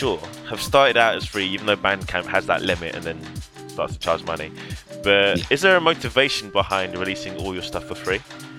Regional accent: London, United Kingdom; growing up in London.

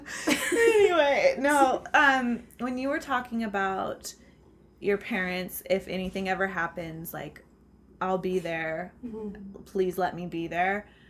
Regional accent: Seattle, Washington, United States; And I grew up in Seattle

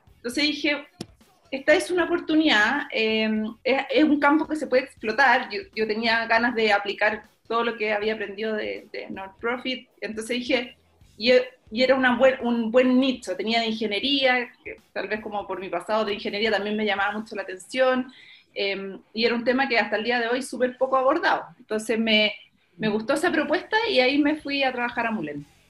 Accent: Santa Cruz, O'Higgins, Chile; yo soy de Santa Cruz

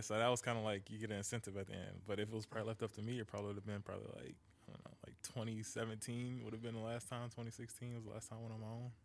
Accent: Detroit, Michigan, United States; I'm from Detroit

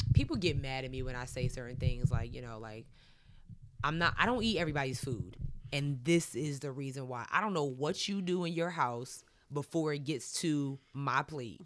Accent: Long Island, New York, United States; I'm from Long Island, too

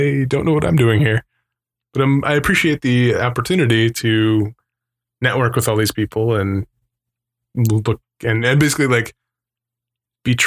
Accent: Arizona, United States; I'm from Arizona

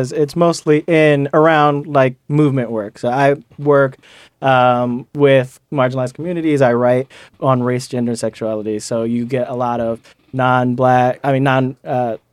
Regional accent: Cleveland, Ohio, United States; moved away as an adult; now in New York, United States; I grew up in Cleveland.

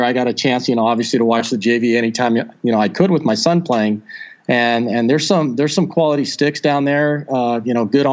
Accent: San Marcos, California, United States; I was born and raised in San Marcos

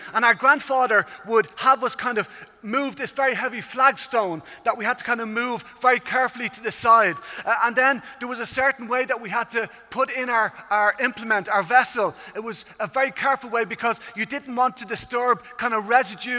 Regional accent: Ireland; I come from Ireland, as you can tell at this stage by the accent.

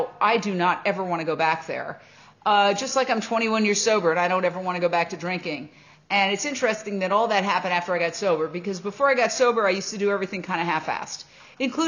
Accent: New York City, New York, United States; I grew up in Midtown Manhattan

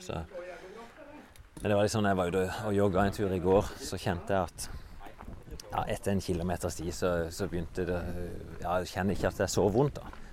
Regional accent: Vennesla, Agder, Norway; moved away; Jeg er jo fra Vennesla, egentlig.

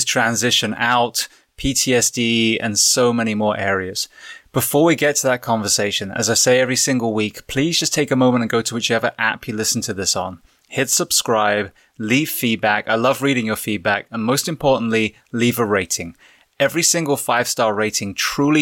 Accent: England, United Kingdom; now in United States; I'm an immigrant. I came from England

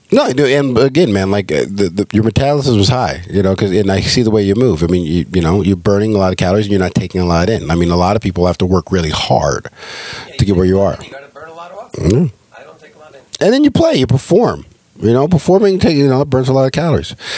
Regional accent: California, United States; now in Georgia, United States; I'm a liberal from California.

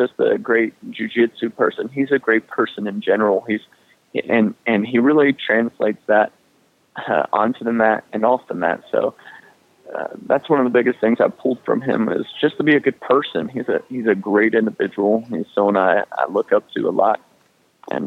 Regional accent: North Carolina, United States; I'm a North Carolinian, and I love Charlotte

